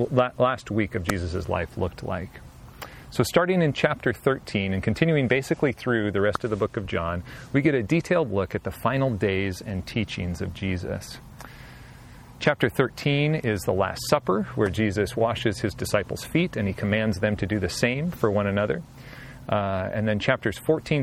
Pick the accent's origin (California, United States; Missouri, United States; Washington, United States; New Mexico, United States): Washington, United States; Southwest; I grew up in Southwest Washington in a small town